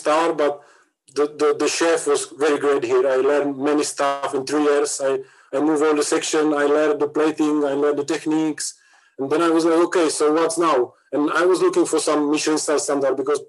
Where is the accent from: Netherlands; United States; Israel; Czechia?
Czechia; moved away as an adult; also born or lived in London